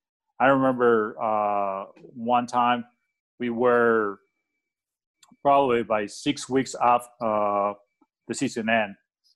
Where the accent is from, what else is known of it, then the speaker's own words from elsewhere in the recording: Phoenix, Arizona, United States; Phoenix is my hometown. As you know, there's a lot of golf courses in here